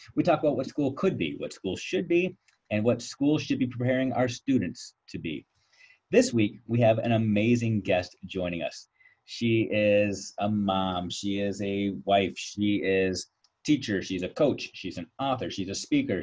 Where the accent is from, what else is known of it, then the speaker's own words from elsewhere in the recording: Virginia Beach, Virginia, United States; moved away; I actually spent some time growing up in Virginia Beach